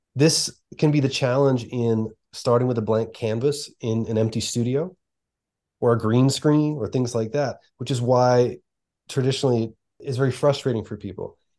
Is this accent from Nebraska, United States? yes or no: no; outside of Philadelphia, Pennsylvania, United States; we grew up outside of Philadelphia in a very similar region, in a very similar way